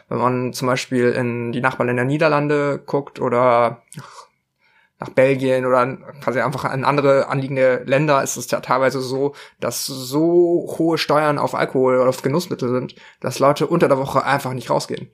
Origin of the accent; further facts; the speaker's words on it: southern Bavaria, Germany; ich bin in Südbayern aufgewachsen